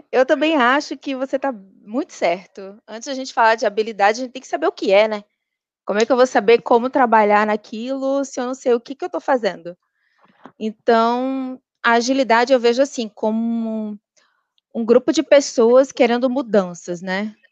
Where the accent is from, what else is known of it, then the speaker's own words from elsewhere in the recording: Recife, Pernambuco, Brazil; moved away as an adult; also born or lived in Natal / Rio de Janeiro; eu sou de Recife